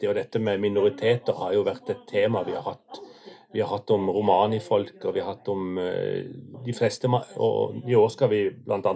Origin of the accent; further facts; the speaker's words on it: Agder, Norway; Jeg er sørlending, men med røtter nord.